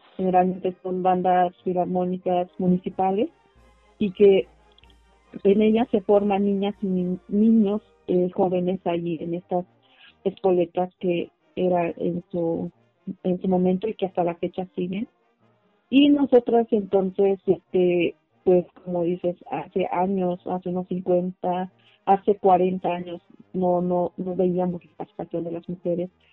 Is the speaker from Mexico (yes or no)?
yes; Tlahuitoltepec, Oaxaca, Mexico; first language Mixe (Ayuuk); Spanish is a second language; la mayor parte de las compañeras que somos nativas de Tlaltepec, pues hablamos la lengua ayú